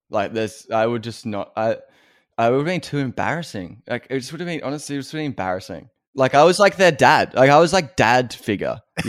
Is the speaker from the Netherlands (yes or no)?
no; Victoria, Australia; also born or lived in Wangaratta / Anglesea; So I grew up outside of Melbourne. I grew up I moved around several places. I lived in, if there are any Australian listeners, I lived in Wangaratta, which is like a country town.